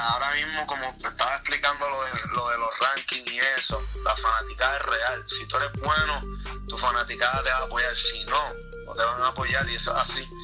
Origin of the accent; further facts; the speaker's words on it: Puerto Rico; somos puertorriqueños